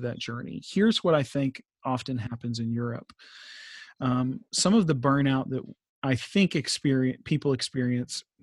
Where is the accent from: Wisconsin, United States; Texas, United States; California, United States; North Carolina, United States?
Texas, United States; moved away; We're both from Texas